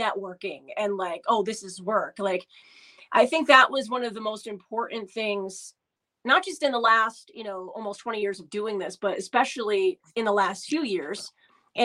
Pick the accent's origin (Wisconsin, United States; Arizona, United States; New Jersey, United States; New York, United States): New York, United States; Albany; the station I grew up listening to in Albany